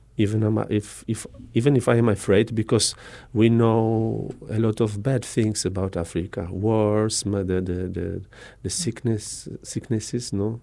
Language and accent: English; Tarnów, Lesser Poland, Poland; moved away as an adult; now in Brazzaville, Republic of the Congo; I come from Tarnów, medium, uh, sized city in the south of Poland